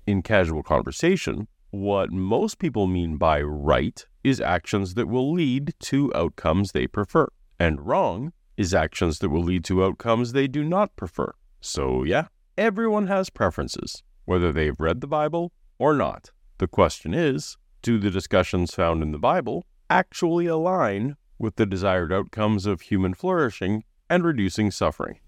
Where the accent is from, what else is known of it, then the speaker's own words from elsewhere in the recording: Canada; as a Canadian